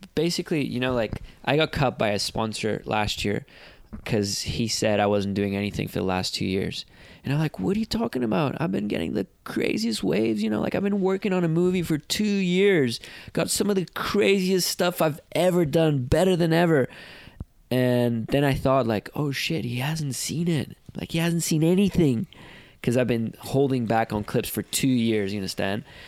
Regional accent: Portugal; I came from Portugal a country that was not known to the ins- entire surfing world

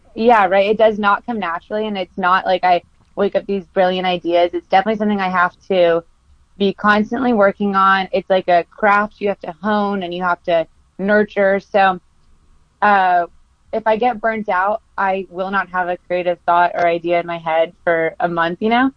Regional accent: Costa Mesa, California, United States; I grew up in Costa Mesa, California

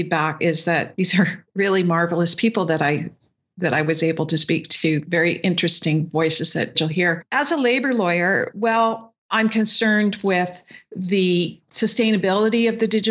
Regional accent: the Canadian Prairies, Canada; coming from the prairies, being a Canadian

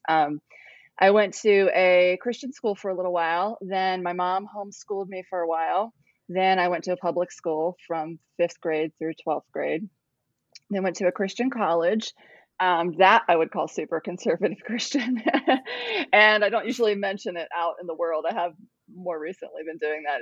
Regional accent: Ohio, United States; moved away as an adult; also born or lived in Cambodia; now in South Carolina, United States; I'm from Ohio, moved to Cambodia, and I'm now in South Carolina

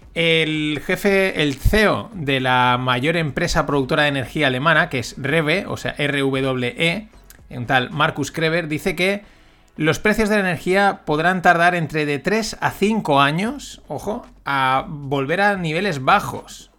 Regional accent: Spain; como buen español

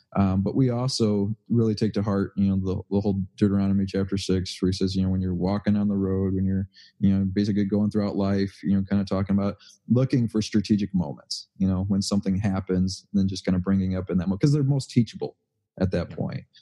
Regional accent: Waukegan, Illinois, United States; I grew up in Waukegan

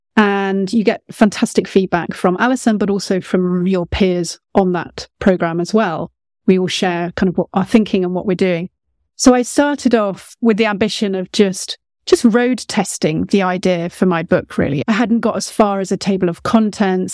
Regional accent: United Kingdom; About as British as they come

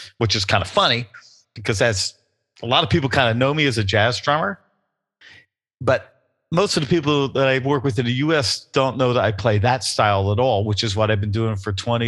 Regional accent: Freedon, Western New Jersey, United States; I grew up in Western New Jersey, a place called Freedon, which is barely on a map. It's near the Delaware Water Gap.

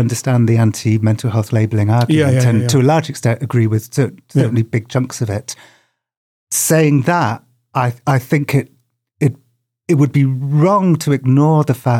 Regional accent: United Kingdom; Just as a child growing up in Britain

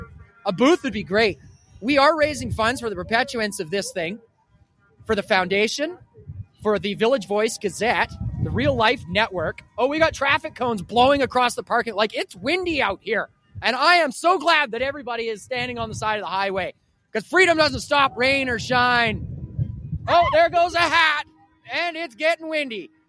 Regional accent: Cariboo, British Columbia, Canada; we are from the Caribou here

